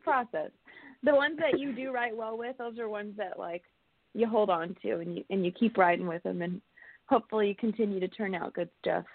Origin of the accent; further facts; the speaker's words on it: California, United States; I'm from California. I was born and raised in, in California